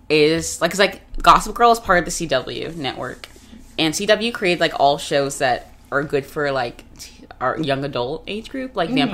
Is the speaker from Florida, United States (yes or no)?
yes; Florida, United States; I'm from Florida.